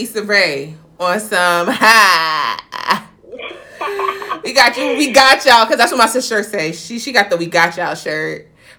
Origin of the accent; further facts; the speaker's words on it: New York, United States; you know us New Yorkers